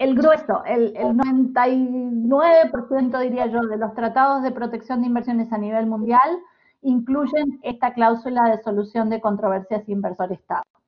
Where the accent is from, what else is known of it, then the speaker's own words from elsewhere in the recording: Uruguay; now in Amsterdam, Netherlands; yo soy uruguaya